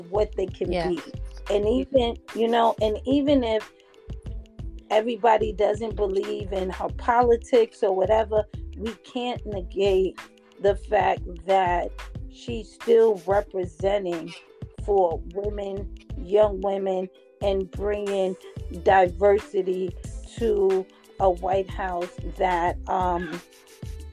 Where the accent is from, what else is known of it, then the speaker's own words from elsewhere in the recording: New York City, New York, United States; I'm from the Bronx